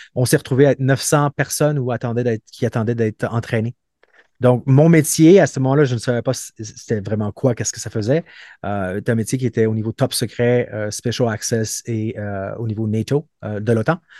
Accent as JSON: {"language": "French", "town": "Montreal", "region": "Quebec", "country": "Canada", "tie": "born or raised there", "also_born_or_lived": "Brazil / Trois-Rivières / Calgary", "moved": "as an adult", "said": "je viens de Montréal où euh, j'ai grandi auprès de deux parents qui sont euh, psychologues"}